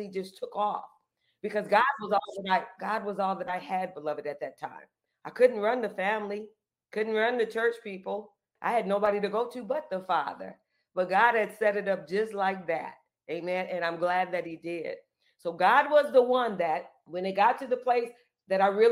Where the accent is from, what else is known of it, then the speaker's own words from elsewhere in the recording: Peoria, Illinois, United States; moved away as an adult; I had lived no other place but Peoria, Illinois